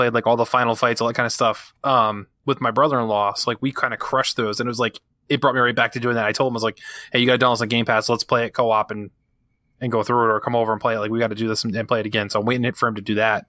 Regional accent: New England, United States; I'm from New England.

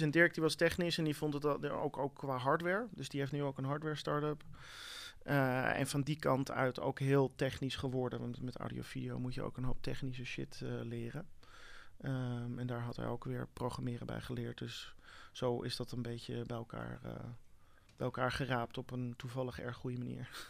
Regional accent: Amsterdam, North Holland, Netherlands; also born or lived in United States; letterlijk hier uit Amsterdam

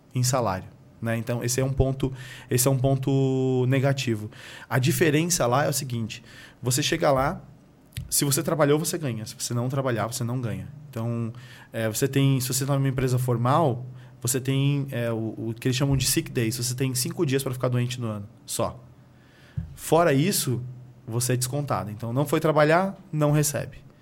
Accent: São Paulo, Brazil; moved away as an adult; also born or lived in Pernambuco; now in United States; sou do interior de, de Pernambuco e cresci na periferia de São Paulo

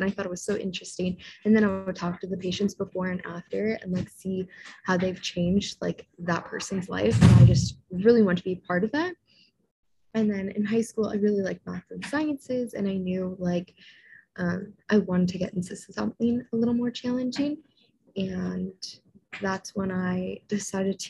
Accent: Niagara, Ontario, Canada; also born or lived in Toronto, Canada; I am from Niagara originally, so super close to Niagara Falls

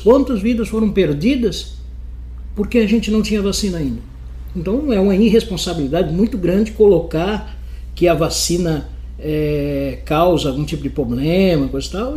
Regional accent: Paraná, Brazil; now in Itajaí, Brazil; eu sou do Paraná

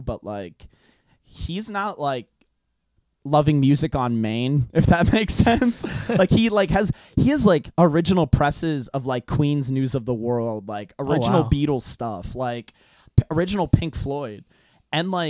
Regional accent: Hungary; English is a second language; moved away; I'm from Europe. I'm from Hungary.

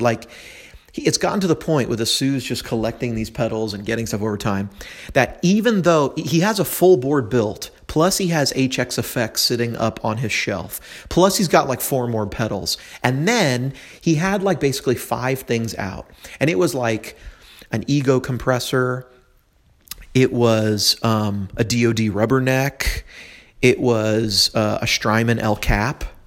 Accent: California, United States; now in Tennessee, United States; I'm from California originally

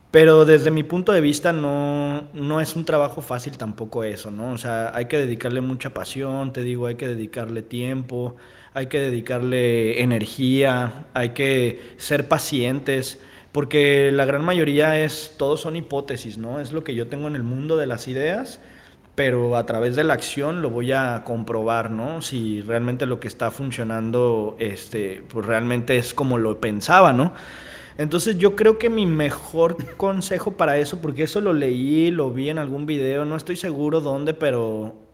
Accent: Guadalajara, Jalisco, Mexico; moved away as an adult; also born or lived in Mazatlán; now in Manzanillo, Mexico; de allá de la ciudad de Guadalajara, que es de donde este, crecí, ¿no? Yo soy de Mazatlán

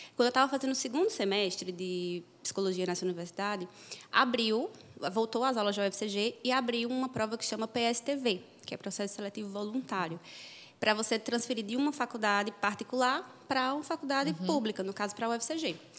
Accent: interior of Paraíba, Brazil; moved away as an adult; also born or lived in Brasília / Campina Grande; now in Rio de Janeiro, Brazil; eu moro em Campina Grande hoje, mas eu sou de uma cidade do interior da Paraíba.

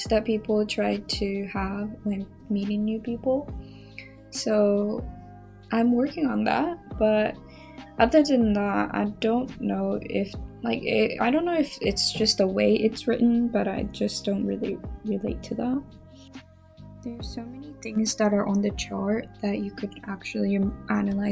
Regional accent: Japan; first language Japanese; English is a second language; moved away; my primary language is Japanese, but I stutter in both languages. Even though I'm a Japanese

